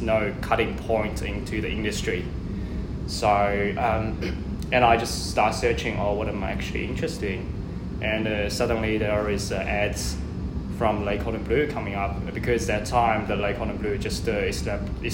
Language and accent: English; Changzhou, Jiangsu, China; now in Melbourne, Australia; It's a city called Changzhou.